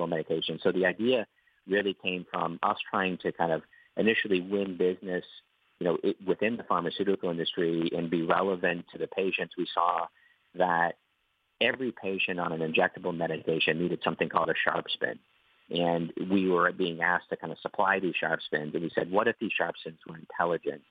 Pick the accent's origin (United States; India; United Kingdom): United States; Boston, Massachusetts; moved away as an adult; now in Ireland; I'm originally from Boston.